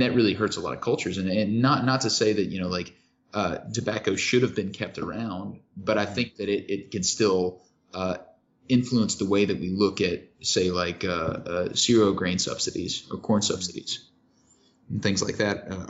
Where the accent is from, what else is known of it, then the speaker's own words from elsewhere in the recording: Kentucky, United States; I grew up in Kentucky